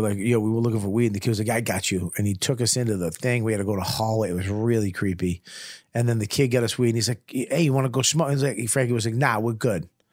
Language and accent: English; Medford, Massachusetts, United States; I was from Medford